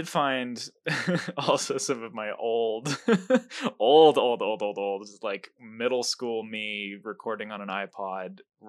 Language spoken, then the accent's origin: English; California, United States; accent: California; now in Colorado, United States; I'm also from California originally, so most of my accent is California.